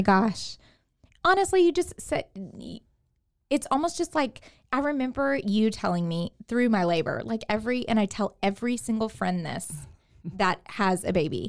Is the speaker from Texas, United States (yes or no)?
yes; Katy, Texas, United States; moved away as an adult; now in Waco, United States; I am from Houston, the Houston area, from Katy